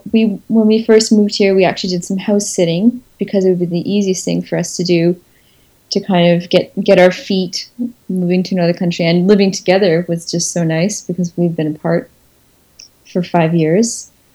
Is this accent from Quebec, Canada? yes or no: yes; Montreal, Quebec, Canada; moved away as an adult; now in Provence, France; I think it does confuse them that I'm from Montreal.